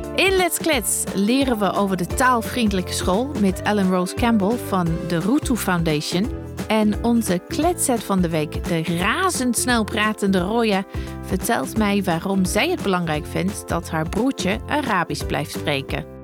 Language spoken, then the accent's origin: Dutch; United Kingdom; Dutch is a second language; moved away as an adult; now in Netherlands; in het Verenigd Koninkrijk waar ik vandaan kom